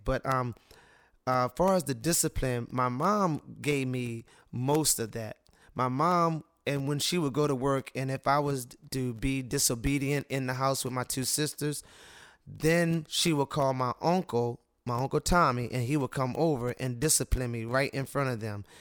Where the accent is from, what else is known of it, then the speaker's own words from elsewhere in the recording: Cambridge, Maryland, United States; I'm a gentleman that was born and raised in Cambridge, Maryland.